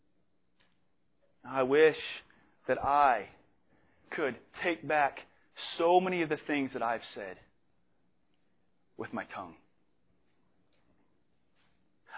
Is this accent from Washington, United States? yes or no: yes; Spokane, Washington, United States; moved away; I'm from Spokane, Washington